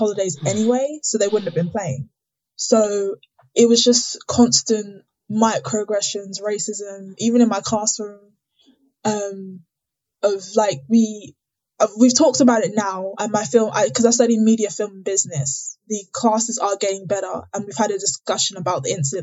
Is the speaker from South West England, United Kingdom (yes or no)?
no; Southwark, London, Essex, East of England, United Kingdom; moved away as an adult; now in Newcastle, United Kingdom; I was born and raised in England, specifically Southwark in southeast London. And then when I was seven, we moved to Essex